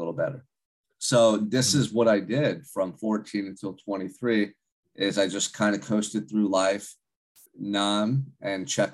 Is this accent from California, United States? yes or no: yes; Santa Barbara, California, United States; I grew up in Santa Barbara, California, which is about an hour and a half north of Los Angeles